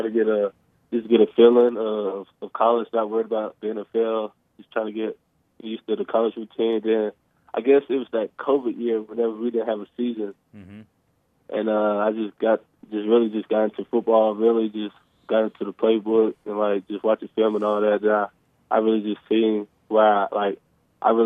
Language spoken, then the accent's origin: English; Crossett, Arkansas, United States; I grew up in Crossit